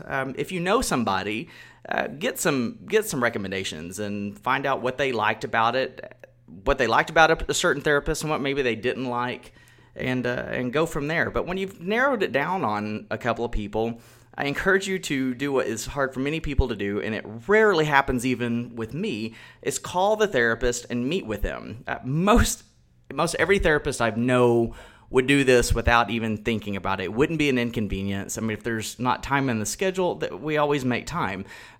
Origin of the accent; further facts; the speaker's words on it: Texas, United States; I grew up in Texas, I've lived here my whole life